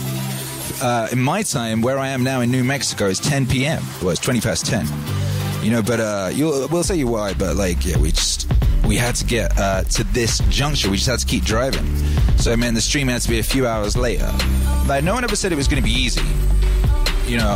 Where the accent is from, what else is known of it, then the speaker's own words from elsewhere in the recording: Wales, United Kingdom; moved away; also born or lived in Los Angeles; where I grew up in Wales